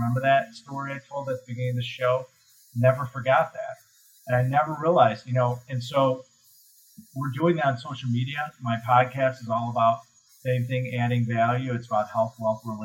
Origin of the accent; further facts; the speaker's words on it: Chicago, Illinois, United States; I'm from Chicago